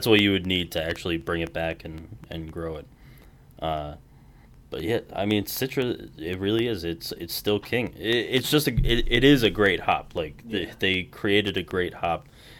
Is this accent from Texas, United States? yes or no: no; New York, United States; moved away; I'm from New York originally.